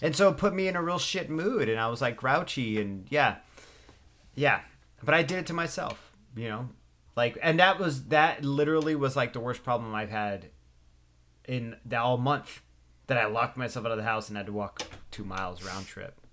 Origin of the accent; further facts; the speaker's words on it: West Coast, United States; I grew up on the West Coast, loving the East Coast